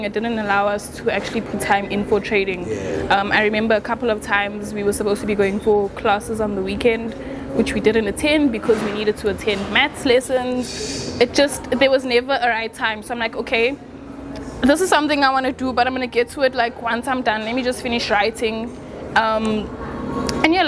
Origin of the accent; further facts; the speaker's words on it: Johannesburg, Gauteng, South Africa; also born or lived in Durban; I've always lived in Johannesburg, grew up in Johannesburg, was born in Durban, moved here when I was like 2